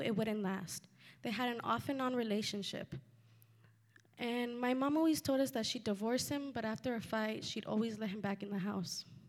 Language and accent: English; Santa Ana, California, United States; also born or lived in Fullerton, California / Pomona, California; I grew up in Santa Ana with a single mother, along with my older brother and sister.